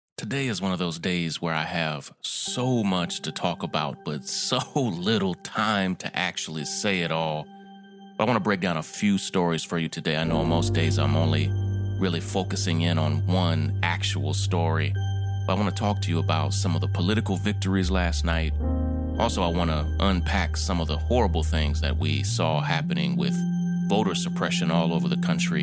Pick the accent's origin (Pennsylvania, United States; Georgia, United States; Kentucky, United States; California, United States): Kentucky, United States; my wife and I both are born and raised in Kentucky